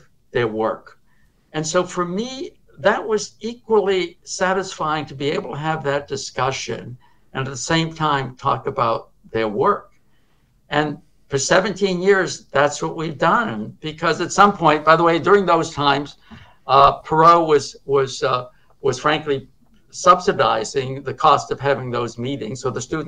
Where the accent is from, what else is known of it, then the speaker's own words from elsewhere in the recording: Cambridge, Massachusetts, United States; I was growing up in Cambridge where there were other schools